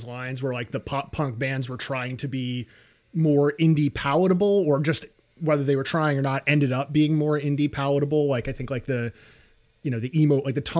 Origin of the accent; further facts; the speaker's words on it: New York City, New York, United States; I grew up in Brooklyn.